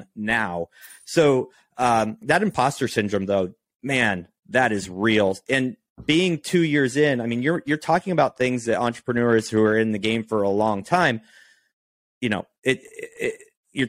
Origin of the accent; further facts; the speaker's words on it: Oregon, United States; now in Texas, United States; I'm from Oregon